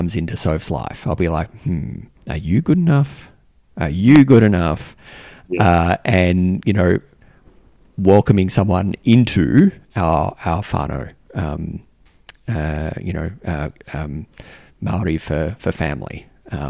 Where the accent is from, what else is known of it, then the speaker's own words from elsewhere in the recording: Australia; now in Canberra, Australia; being Australian